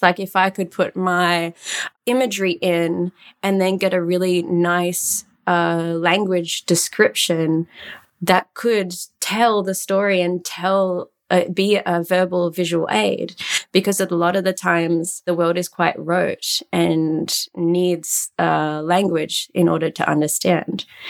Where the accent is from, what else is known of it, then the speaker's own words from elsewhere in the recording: Australia; moved away as an adult; now in Antwerp, Belgium; I'm Australian, but currently based in Antwerp, Belgium.